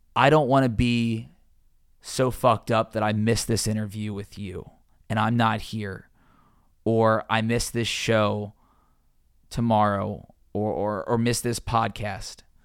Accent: Cincinnati, Ohio, United States; moved away as an adult; also born or lived in Georgia / Louisiana; being a sports reporter in my hometown, covering my favorite teams, the Bengals, the Reds, University of Cincinnati, my high school

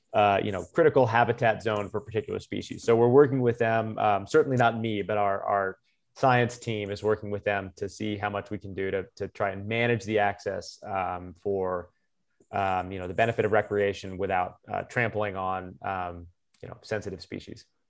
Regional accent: Tucson, Arizona, United States; moved away as an adult; also born or lived in Georgia; now in Colorado, United States; my hometown school

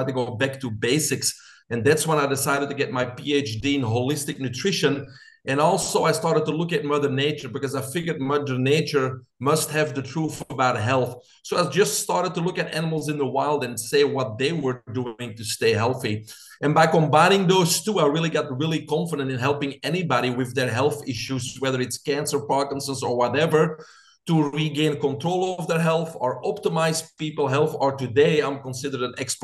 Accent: Belgium; moved away as an adult; now in United States; I'm originally from Belgium.

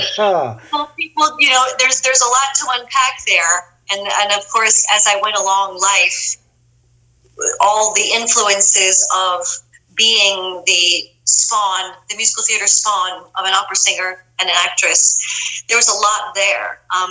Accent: Lugano, Ticino, Switzerland; born there; no, I was born in Lugano, Switzerland.

